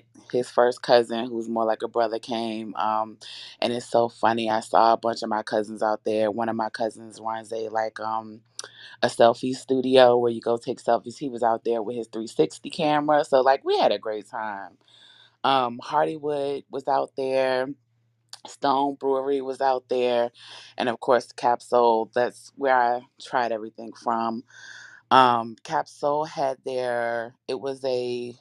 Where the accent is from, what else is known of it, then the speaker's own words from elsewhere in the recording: Richmond, Virginia, United States; now in Alexandria, United States; I live in Alexandria, but I'm from Richmond.